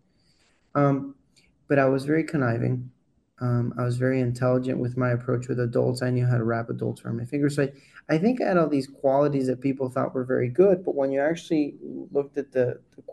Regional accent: Colombia; born and raised in Colombia

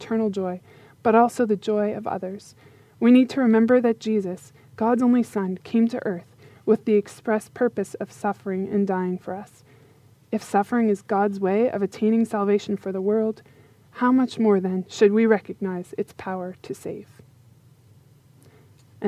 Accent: Yarmouth, Nova Scotia, Canada; moved away; I have just recently moved back to my hometown of Yarmouth, Nova Scotia, to be with my family for a while

